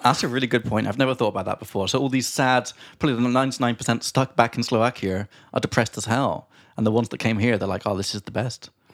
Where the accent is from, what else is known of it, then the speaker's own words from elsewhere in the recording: England, United Kingdom; now in Prague, Czech Republic; from England